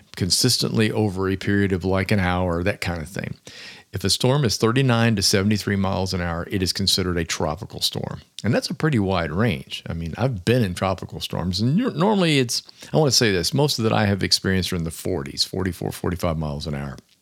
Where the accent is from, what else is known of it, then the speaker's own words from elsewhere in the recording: Florida, United States; also born or lived in Williamsburg, Virginia; I was born in Williamsburg, Virginia, and before moving to Florida at the age of five